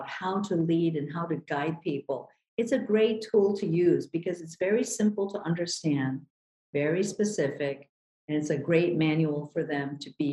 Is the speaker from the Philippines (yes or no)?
yes; Manila, Metro Manila, Philippines; now in Hawaii, United States; I was born in Manila, Philippines, and came to this country really on the coattails of my sister, Ginny